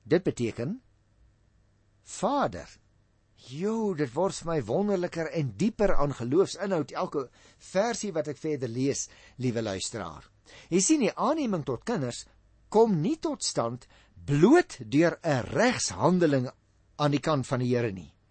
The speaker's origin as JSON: {"language": "Afrikaans", "region": "Western Cape", "country": "South Africa", "tie": "born or raised there", "said": "Nou ek praat nogal van ek omdat ek daarmee groot geword het in Goeie Kaap. Maar hoe langer ek hier in die noorde, ek wil amper vir jou sê in die buiteland woon"}